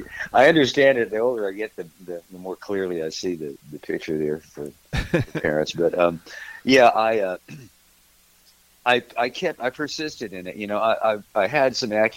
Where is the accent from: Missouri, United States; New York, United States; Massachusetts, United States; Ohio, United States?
Missouri, United States; moved away as an adult; also born or lived in California / Texas; now in Nashville, United States; Well, originally I'm from Missouri, and I got out of there pretty much as quickly as I could